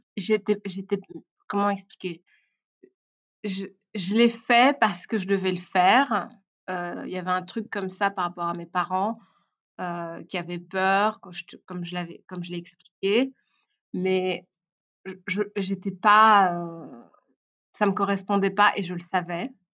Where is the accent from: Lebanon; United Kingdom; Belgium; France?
Belgium; French is a second language; also born or lived in Rwanda / Brussels / Tournai; je suis née au Rwanda. et je, donc, j'ai vécu au Rwanda pendant 4 ans. Je suis arrivée en, Belgique quand j'avais 4 ans, 4 ans et demi, quelque chose comme ça. et puis, j'ai grandi entre Bruxelles et euh, Tournai.